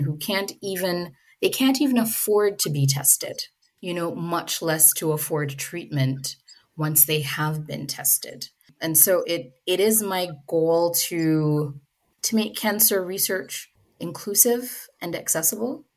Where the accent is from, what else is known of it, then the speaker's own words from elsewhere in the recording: Jamaica; now in Canada; I'm from Jamaica.